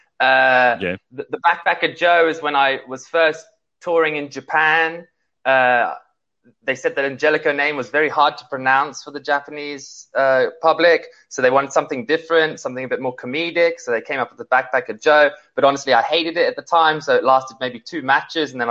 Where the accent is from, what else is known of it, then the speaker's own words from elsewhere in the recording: Johannesburg, Gauteng, South Africa; moved away; when I was a kid growing up in South Africa.